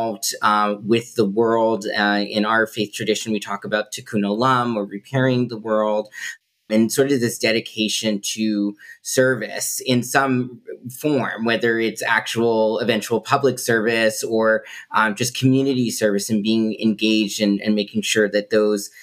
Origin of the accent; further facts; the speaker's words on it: Massachusetts, United States; also born or lived in Intibucá, Honduras; very fortunate to come from the state of Massachusetts, have supportive parents and community